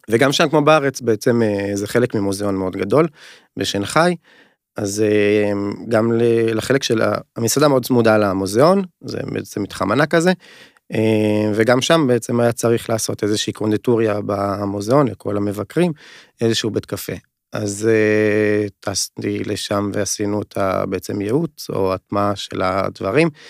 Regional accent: North, Israel; אנחנו שנינו מהצפון, שחף גם מהצפון

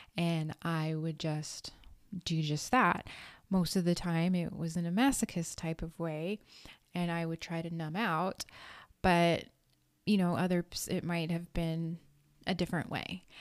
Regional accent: Redondo Beach, California, United States; I grew up in Los Angeles County, California, in a city called Redondo Beach

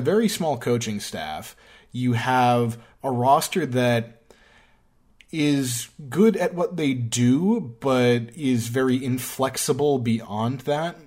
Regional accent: New York, United States; I'm from New York.

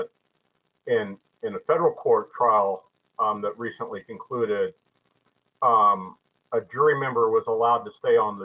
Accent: Oklahoma, United States; I'm from Oklahoma, so I say voir dire

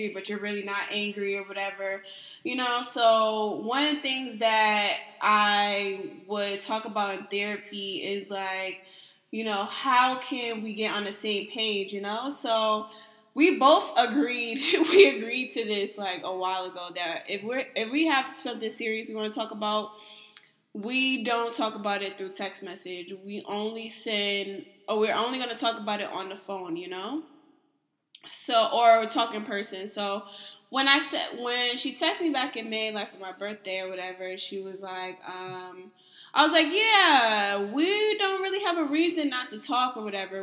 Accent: East Coast, Northeast, United States; I'm from the East Coast, Northeast

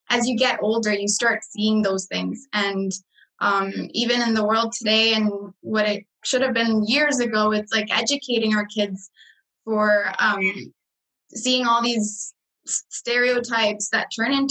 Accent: Guatemala; now in Canada; when I say I'm from Guatemala

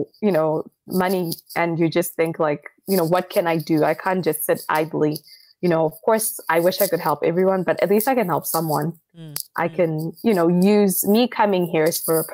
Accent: Zimbabwe; now in Australia; I'm originally from Zimbabwe.

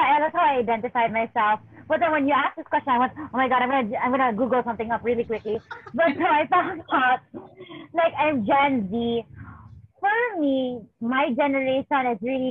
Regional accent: Cebu City, Central Visayas, Philippines; I'm female from Lahug, Cebu City.

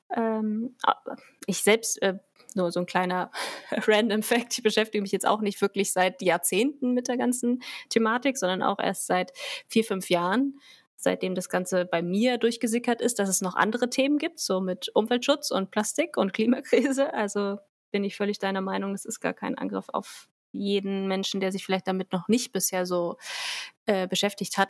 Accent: Germany; bei uns in Deutschland

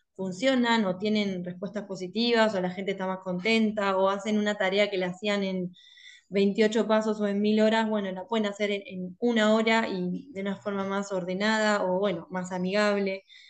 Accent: La Plata, Buenos Aires Province, Argentina; soy de La Plata. Siempre viví acá

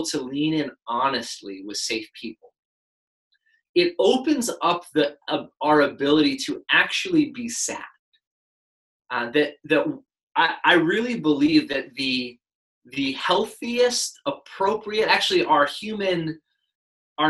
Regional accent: United States; we as an American people

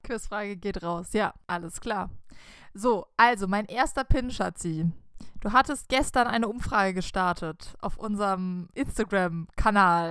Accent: the Swiss border, Baden-Württemberg, Germany; wir sind an der Schweizer Grenze aufgewachsen

